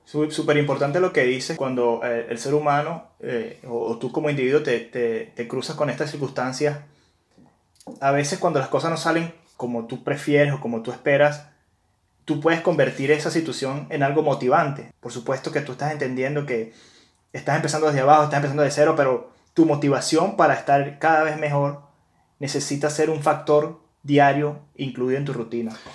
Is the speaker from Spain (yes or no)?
no; Venezuela; now in United Kingdom